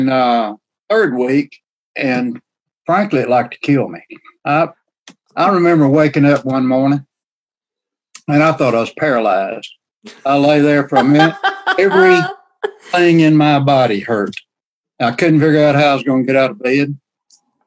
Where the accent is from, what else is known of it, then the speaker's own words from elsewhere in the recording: the South, United States; accent: southern drawl; I have a southern drawl